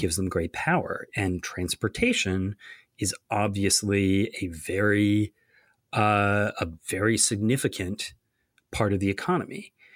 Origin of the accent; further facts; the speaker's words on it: Ithaca, New York, United States; moved away; visiting my, my hometown of, uh, Ithaca, New York